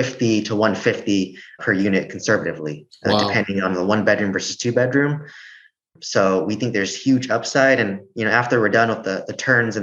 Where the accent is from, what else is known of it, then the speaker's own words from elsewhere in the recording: California, United States; I'm from California, so it's different here versus in Oklahoma